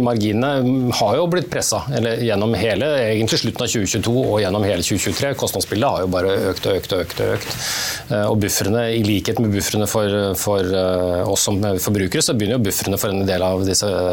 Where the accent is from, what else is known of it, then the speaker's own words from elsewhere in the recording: Norway; som nordmenn